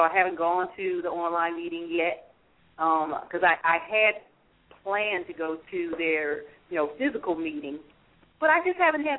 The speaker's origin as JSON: {"language": "English", "region": "Michigan", "country": "United States", "said": "I'm from Michigan, from the Michigan area"}